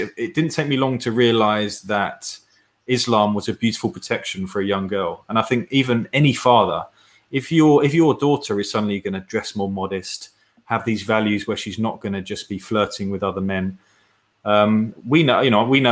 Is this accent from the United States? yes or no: no; United Kingdom; as a British person